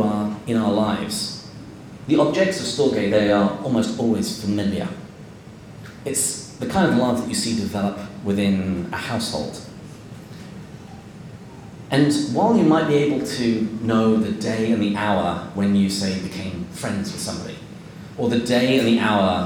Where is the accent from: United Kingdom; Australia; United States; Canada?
United Kingdom; England; as an Englishman